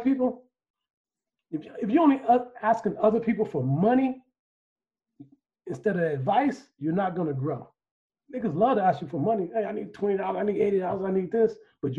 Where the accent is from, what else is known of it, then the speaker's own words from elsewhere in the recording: Chicago, Illinois, United States; We from Chicago